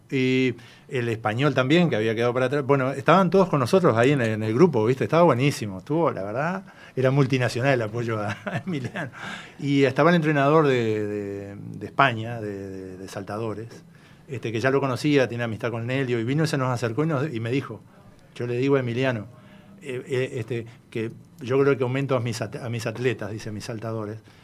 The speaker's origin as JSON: {"language": "Spanish", "country": "Uruguay", "said": "como todo uruguayo de raza"}